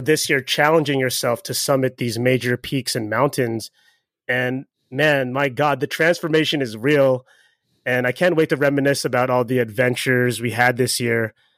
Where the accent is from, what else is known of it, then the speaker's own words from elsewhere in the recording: Baltimore, Maryland, United States; moved away; I'm from Baltimore originally